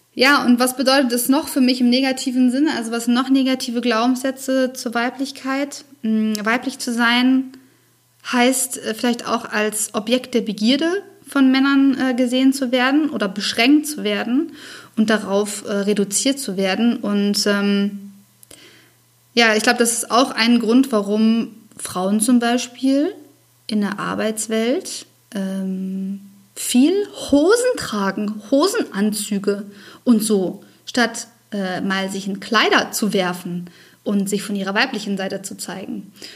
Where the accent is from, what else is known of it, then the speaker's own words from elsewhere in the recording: Germany; bei uns in Deutschland